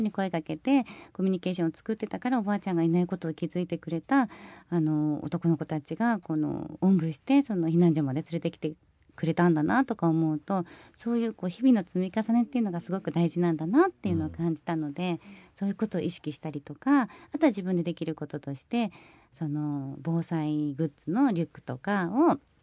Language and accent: Japanese; Kumamoto, Japan; moved away; also born or lived in Tokyo; 私も熊本で生まれ育ったので